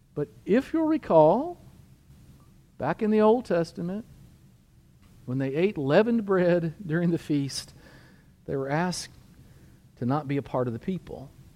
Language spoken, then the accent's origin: English; United States; I'm a Christian and I'm an American